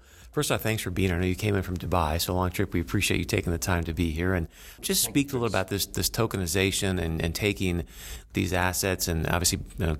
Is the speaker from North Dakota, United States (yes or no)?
yes; North Dakota, United States; I'm from North Dakota.